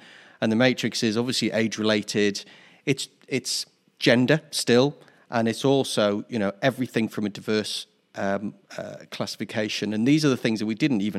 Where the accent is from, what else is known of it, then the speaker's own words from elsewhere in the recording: Newcastle upon Tyne, North East England, United Kingdom; when I grew up in Newcastle in the 1970s, there was zero tolerance for any sort of diversity whatsoever.